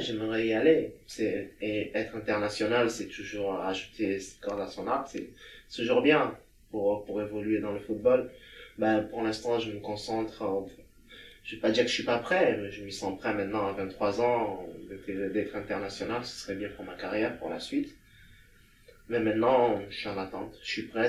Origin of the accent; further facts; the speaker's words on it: Togo; also born or lived in France / Bulgaria / Lithuania; now in Vilnius, Lithuania; j'ai quitté le Togo pour venir en France